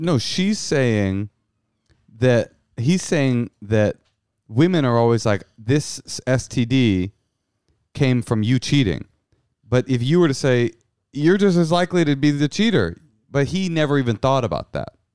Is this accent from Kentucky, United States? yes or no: no; Bay Area, California, United States; also born or lived in New York City; now in Los Angeles, United States; I grew up in the Bay Area